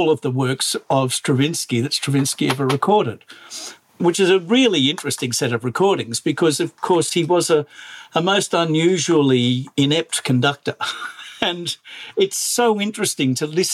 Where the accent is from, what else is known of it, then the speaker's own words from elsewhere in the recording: Australia; I am Australian.